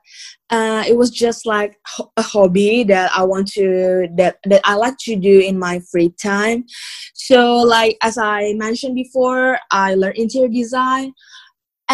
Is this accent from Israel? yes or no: no; Jakarta, Indonesia; moved away as an adult; now in Bali, Indonesia; I was born and raised in Jakarta. And like, I moved to Bali 2 years ago